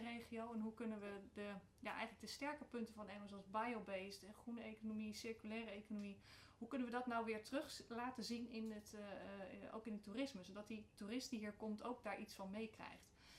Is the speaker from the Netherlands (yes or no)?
yes; The Hague, South Holland, Netherlands; moved away as an adult; now in Emmen, Netherlands; geboren en getogen in Den Haag. Echte Haagenees van oorsprong